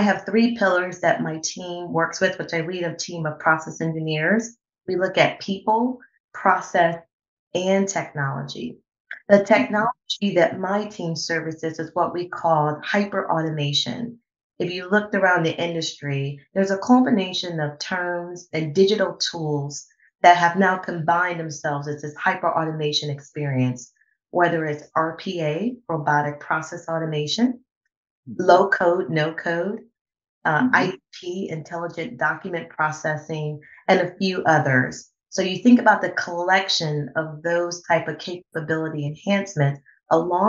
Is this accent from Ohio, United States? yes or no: yes; Cleveland, Ohio, United States; I am born and raised in Cleveland